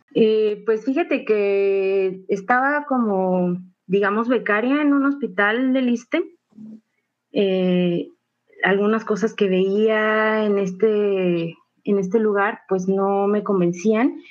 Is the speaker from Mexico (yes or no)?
yes; Mexico; cultura tan rica que tenemos como mexicanos